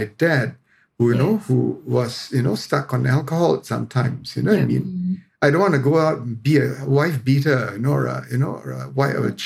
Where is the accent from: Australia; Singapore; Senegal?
Singapore; I'm being Singaporean